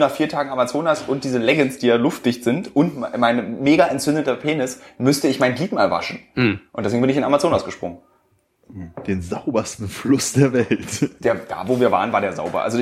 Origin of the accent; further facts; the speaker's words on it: Berlin, Germany; born there; Aber ich kenne so ganz wenig, so gebürtige Berliner, wie wir es sind